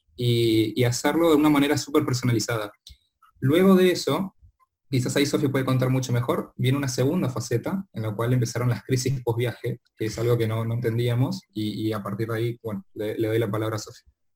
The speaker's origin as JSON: {"language": "Spanish", "region": "Corrientes", "country": "Argentina", "tie": "born or raised there", "moved": "as an adult", "said": "yo soy correntino y viví toda mi vida y me crié en Corrientes hasta creo que hasta los 22 años"}